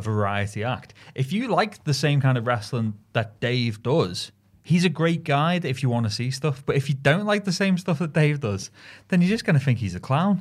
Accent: Merseyside, North West England, United Kingdom; growing up in Merseyside

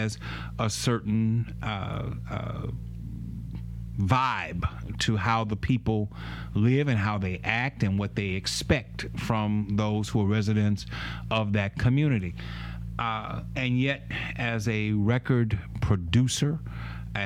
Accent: Baton Rouge, Louisiana, United States; I was born and raised in Southern Heights

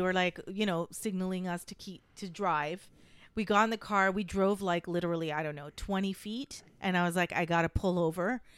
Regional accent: Canada; moved away as an adult; now in United States; I am a Canadian citizen, so that's, but I am a permanent resident in the United States

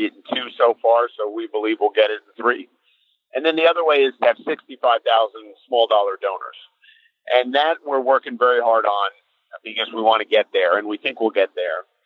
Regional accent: New Jersey, United States; I'm from New Jersey

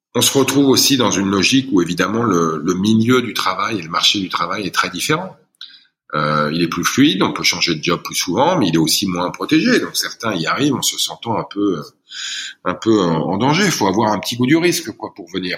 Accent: France; moved away as an adult; j'ai grandi dans une, dans cité HLM

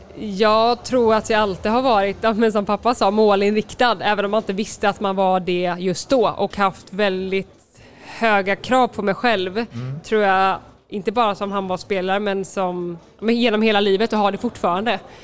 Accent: Partille, Västra Götaland, Sweden; moved away as an adult; also born or lived in Gothenburg / France; jag är född i Göteborg, på Östra sjukhuset, mm. Eh, uppvuxen i Partille

